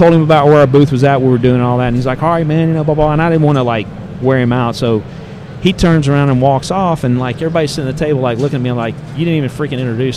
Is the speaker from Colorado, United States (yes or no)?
no; Ruston, Louisiana, United States; I'm from Ruston, Louisiana, where Louisiana Tech is